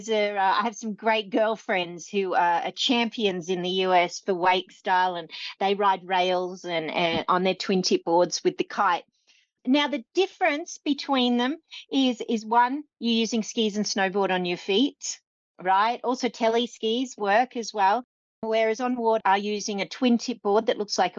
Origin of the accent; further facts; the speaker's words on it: Australia; I'm from Australia